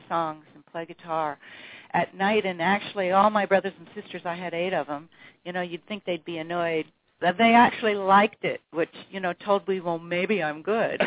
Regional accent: New Haven, Indiana, United States; moved away as an adult; also born or lived in Fort Wayne, Indiana / Ithaca, New York / New York City / California; I was born in Fort Wayne, Indiana, but moved early on, I think I was in third grade, to New Haven, Indiana, which is a little farm town in Indiana where my mother had a farm.

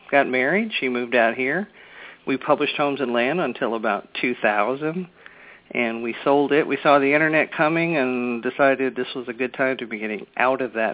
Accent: Fort Lauderdale, Florida, United States; moved away; I grew up in Fort Lauderdale, Florida. Uh came out here in 1975.

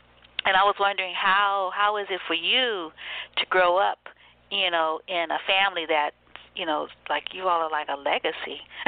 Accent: San Francisco, California, United States; also born or lived in New Orleans, Louisiana; I was born in New Orleans and raised in California in San Francisco.

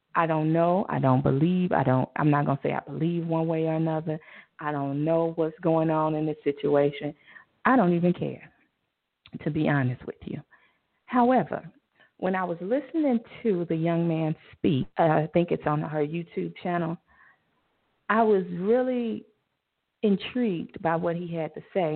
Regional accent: Chicago, Illinois, United States; Chi Town, my my home city. I live in the suburbs now, thanks to my mom. But I am from Chicago

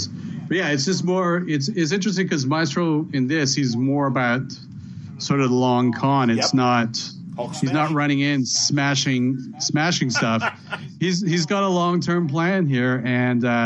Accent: Canada; Being a Canadian

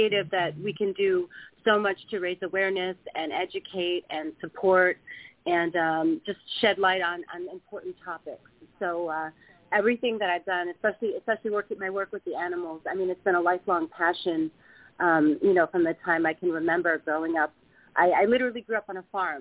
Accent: Midwest, United States; moved away; I grew up in the Midwest

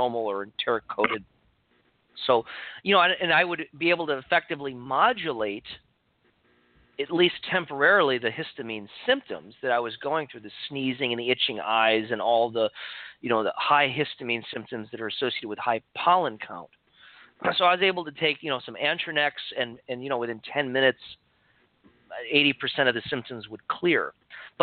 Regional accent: Chicago, Illinois, United States; now in Santa Cruz, United States; when I moved to California from Chicago, where I grew up

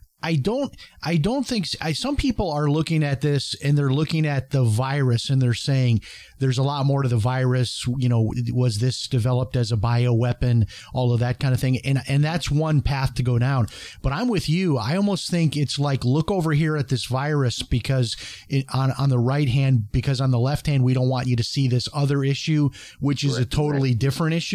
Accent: Chicago, Illinois, United States; the state of Illinois, where I grew up in Chicago

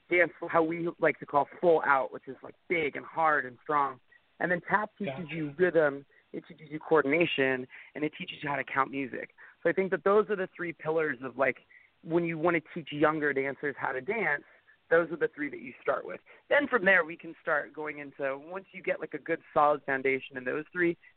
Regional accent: Northern California, United States; I grew up in Northern

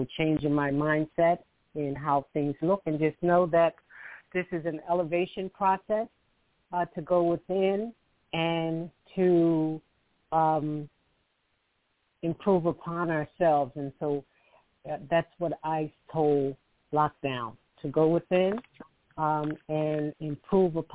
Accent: Philadelphia, Pennsylvania, United States; I'm from Philadelphia.

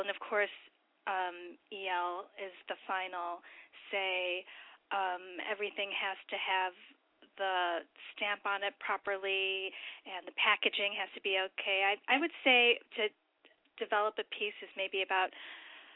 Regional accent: New York City, New York, United States; And I'm also from New York City

